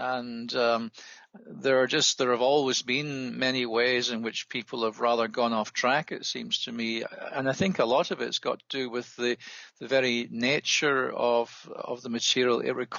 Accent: Scotland, United Kingdom; also born or lived in England; I am a Scot by origin. I grew up near Glasgow and was educated initially in that region, including an undergraduate degree at the University of Glasgow.

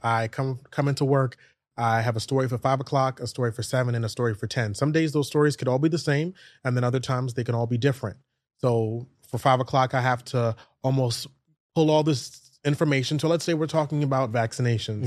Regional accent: New York City, New York, United States; I grew up in New York City schools. I went to school in Canarsie, Brooklyn, all the way to Fort Greene, Brooklyn

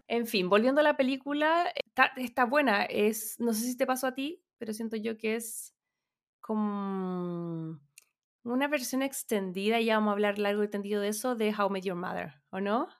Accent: Chile; vengo de Chile

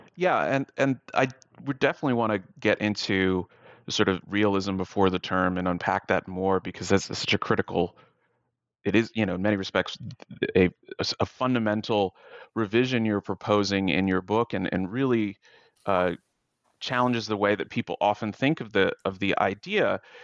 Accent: United States; as an American

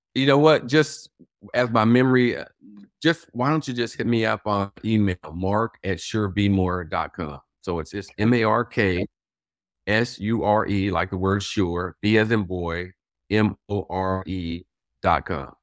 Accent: Los Angeles, California, United States; moved away as an adult; also born or lived in Washington, D.C.; now in Baltimore, United States; my hometown of Los Angeles

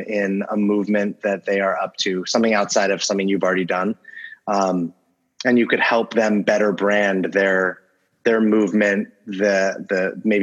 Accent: Los Angeles, California, United States; I grew up

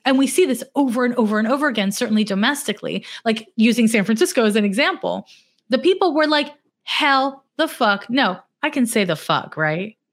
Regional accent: Montreal, Quebec, Canada; now in United States; I'm from Montreal, Quebec, which is north of Vermont

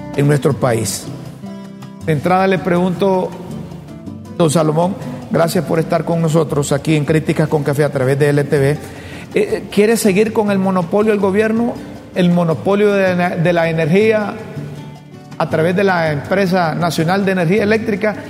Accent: Honduras; como hondureño

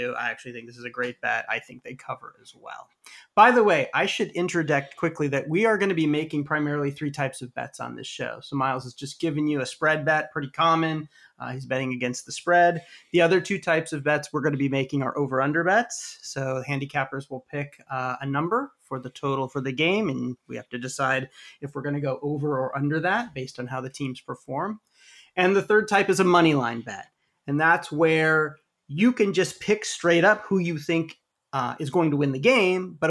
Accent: San Diego, California, United States; I grew up in San Diego

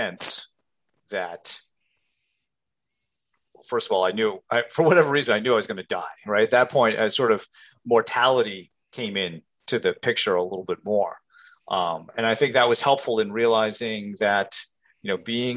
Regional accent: Rhode Island, United States; growing up in Rhode Island

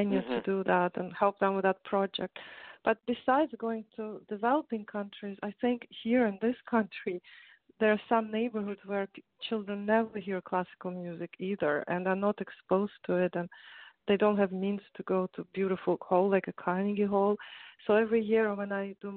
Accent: Russia; moved away; I grew up in Russia

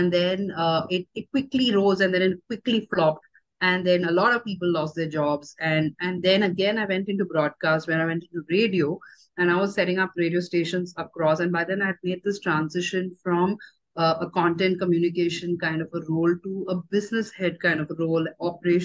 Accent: Chennai, Tamil Nadu, India; moved away as an adult; also born or lived in Bombay / Bangalore; This was in Chennai, and I grew up in Chennai.

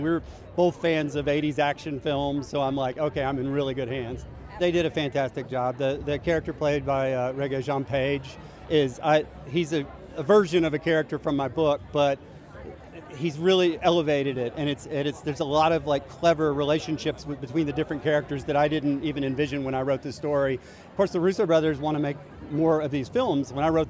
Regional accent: Tennessee, United States; I'm a guy from Tennessee

